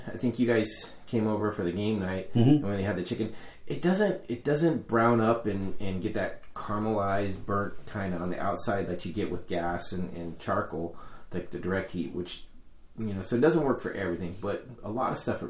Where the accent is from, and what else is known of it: Sacramento, California, United States